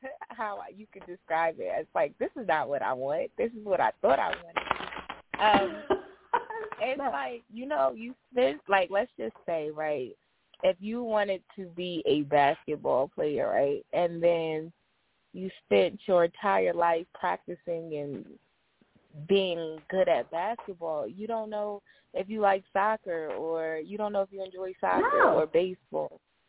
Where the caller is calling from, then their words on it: Georgia, United States; I'm calling from